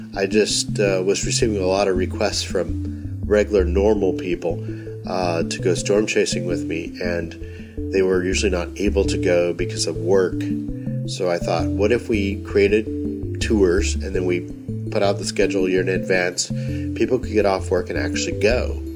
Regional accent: North Texas, United States; growing up in North Texas where we have big storms on a regular basis

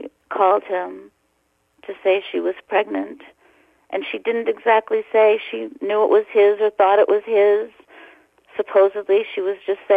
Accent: Boston, Massachusetts, United States; a person that's about my age that I grew up with in Boston

